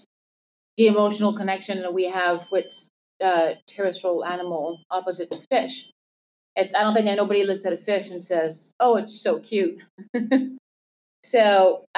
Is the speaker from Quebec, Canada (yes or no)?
yes; Montreal, Quebec, Canada; moved away as an adult; also born or lived in London; I'm from Montreal, Canada